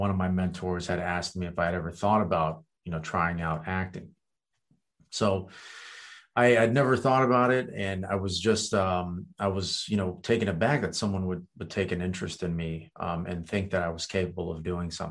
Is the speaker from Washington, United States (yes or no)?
no; Virginia, United States; first language Kurdish; English is a second language; also born or lived in Romania / France; I moved to Virginia there to basically start, you know, school and live with my grandparents